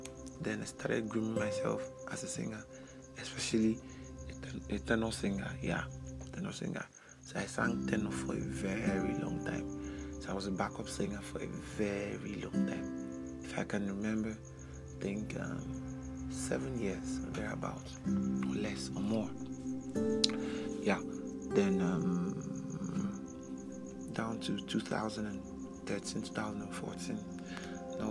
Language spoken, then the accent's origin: English; Umuahia, Abia, Nigeria; also born or lived in Ohafia; So I grew up in Umuahia, Abia State. Yes, that is where I had my nursery, primary, secondary, university.